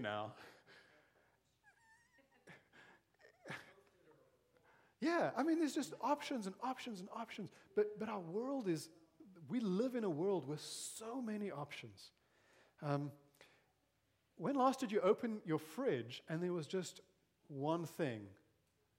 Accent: South Africa; moved away as an adult; also born or lived in Zambia / Malawi / Mozambique; now in Grimes, United States; I grew up in South Africa, grew up under apartheid, and really was amongst the privileged because of my race.

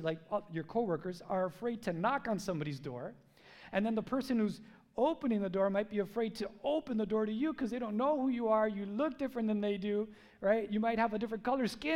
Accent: United States; I was born here. I'm a gringo, riqueño

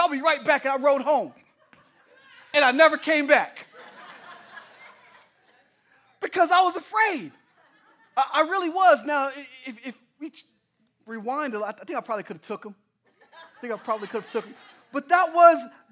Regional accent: Oklahoma, United States; moved away; I'm from Oklahoma

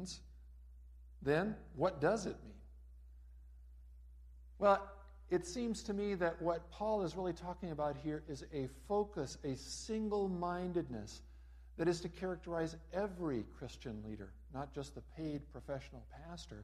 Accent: Los Angeles, California, United States; moved away; also born or lived in Raymond, Minnesota; I grew up in Los Angeles, California

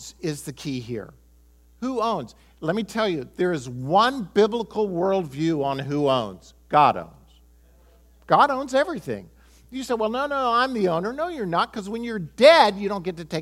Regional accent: United States; I'm American

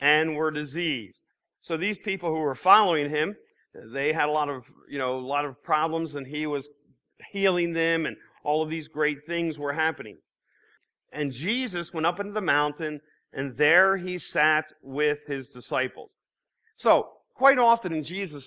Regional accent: Lancaster, Pennsylvania, United States; I'm from Lancaster.

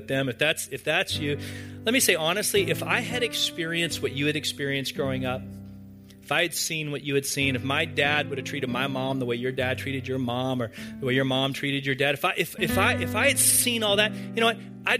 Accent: the South, United States; growing up in the South in a church

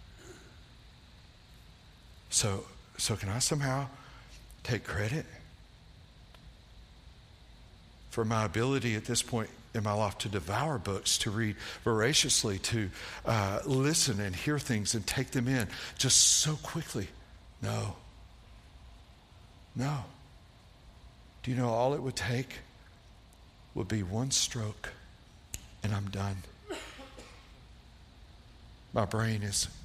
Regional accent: East Tennessee, United States; I grew up in East Tennessee, way back in the woods

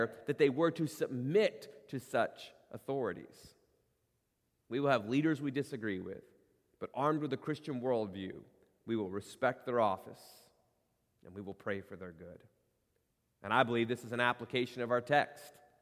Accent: United States; in our DNA as Americans

